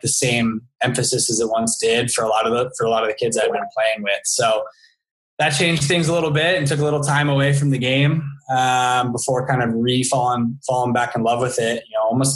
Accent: Thousand Oaks, California, United States; also born or lived in Santa Barbara / France / Newport Beach; growing up in Thousand Oaks

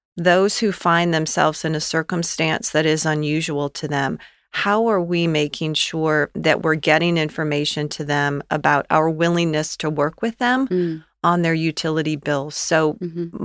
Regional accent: Gaylord, Michigan, United States; moved away as an adult; also born or lived in Albion, Michigan / Winston-Salem, North Carolina; now in Cincinnati, United States; I grew up in northern Michigan, a okay. very small town in northern Michigan, Gaylord

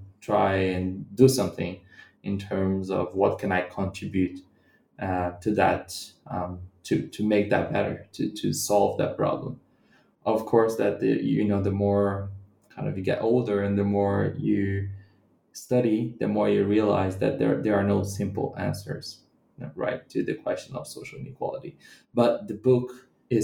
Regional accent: Central-West, Brazil; And I'm not from the city of Rio, and I'm from the Brazilian Midwest.

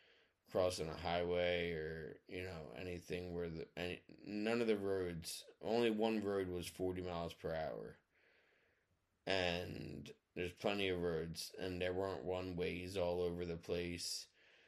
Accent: Mount Ephraim, New Jersey, United States; also born or lived in Audubon Park, United States; And growing up in Audubon Park and Mount Ephraim are both extremely important to me.

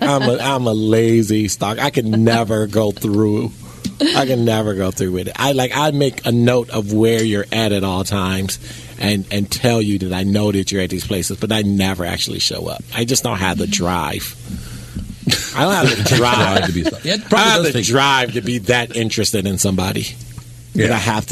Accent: Chicago, Illinois, United States; Well, I'm from Chicago. Guns is my strength.

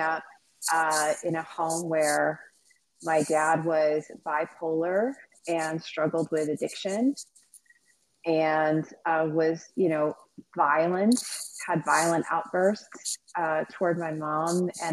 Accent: Fort Worth, Texas, United States; I grew up in Fort Worth, Texas. That's where I'm originally from.

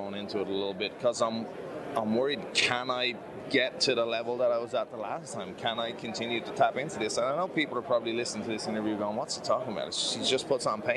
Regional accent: Ireland; As an Irish person

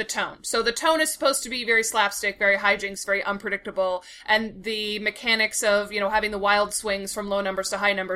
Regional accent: United States; I'm an American

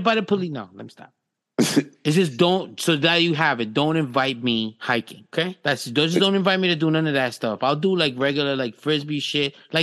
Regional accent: New York, United States; I'm from New York

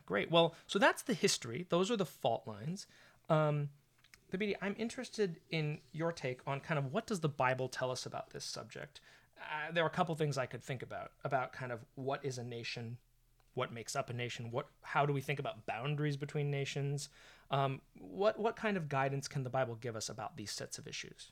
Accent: California, United States; I'm from California. I'm half Asian American myself

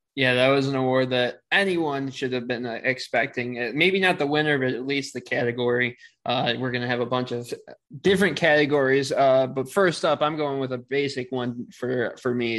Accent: Michigan, United States; moved away; I started another role in Michigan that has brought me back to my home state

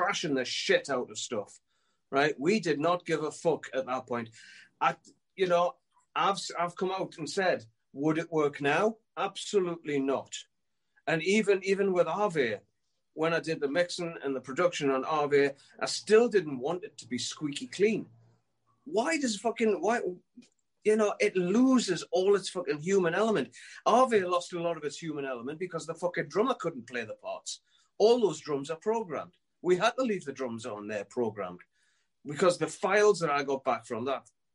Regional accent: Newcastle upon Tyne, North East England, United Kingdom; I was a kid from Newcastle who wrote some tunes

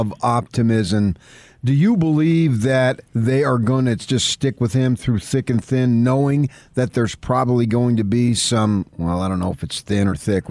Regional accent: Morris County, New Jersey, United States; moved away; also born or lived in Essex County, New Jersey; I was born in Essex County, grew up in Morris County, so I understand the people.

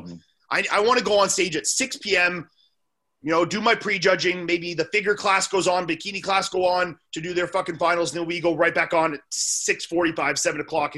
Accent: Canada; also born or lived in Orlando; as a Canadian

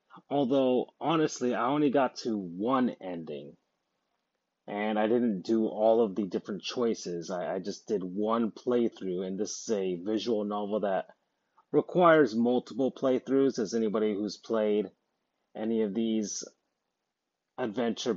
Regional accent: United States

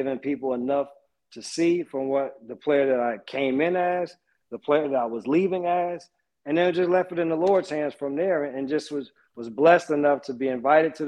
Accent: East Orange, New Jersey, United States; moved away; also born or lived in Charlotte; I'm from East Orange

